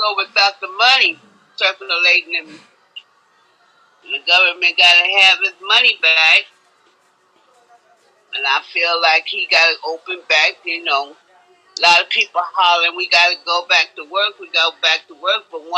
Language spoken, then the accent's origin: English; Fresno, California, United States; from Fresno, California